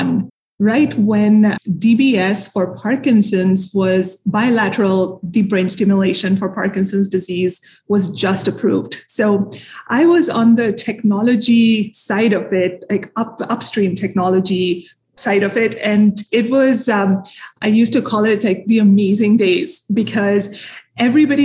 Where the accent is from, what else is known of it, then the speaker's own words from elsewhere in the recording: India; moved away as an adult; also born or lived in Minneapolis, Minnesota; now in United States; I'm from India originally, grew up there.